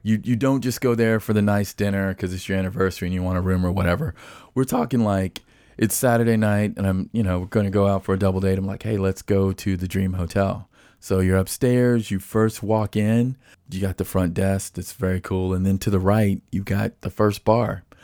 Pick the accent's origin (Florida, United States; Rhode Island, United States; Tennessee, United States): Tennessee, United States; Nashville; as I was growing up in Nashville